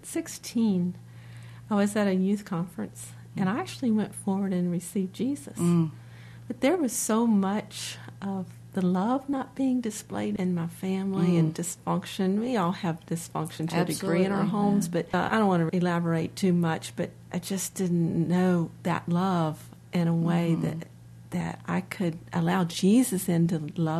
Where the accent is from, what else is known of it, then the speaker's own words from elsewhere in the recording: North Carolina, United States; born there; I'm native to the area, although I was born in North Carolina, so I'm a true blue Tar Heel fan.